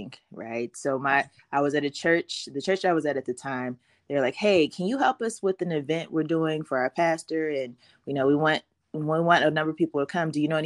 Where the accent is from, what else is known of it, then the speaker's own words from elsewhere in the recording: Cincinnati, Ohio, United States; I am from Cincinnati, Ohio